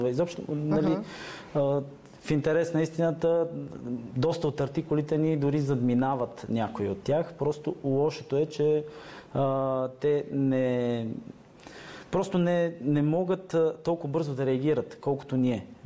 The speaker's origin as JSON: {"language": "Bulgarian", "country": "Bulgaria", "said": "Така, ние, ние сме българи, както казах."}